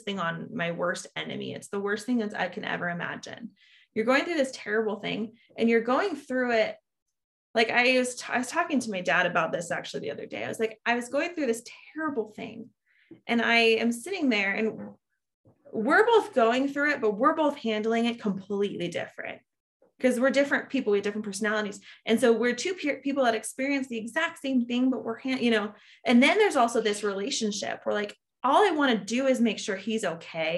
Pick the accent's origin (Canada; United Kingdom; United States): United States; California; I am from California.